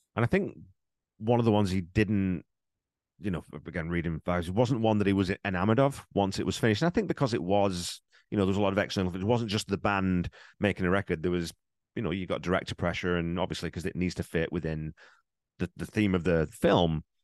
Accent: England, United Kingdom; growing up in England, I knew …

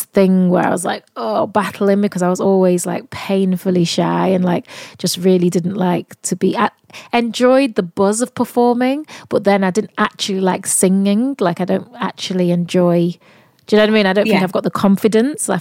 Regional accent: Manchester, North West England, United Kingdom; accent: Mancunian; I'm from Manchester as well

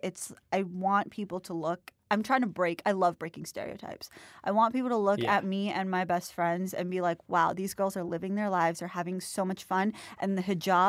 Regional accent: Mumbai, Maharashtra, India; B-Y-E, because I'm from Mumbai.

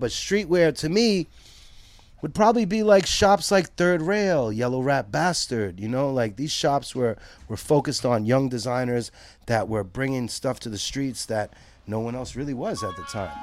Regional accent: New York City, New York, United States; I'm from Brooklyn, New York, born and raised.

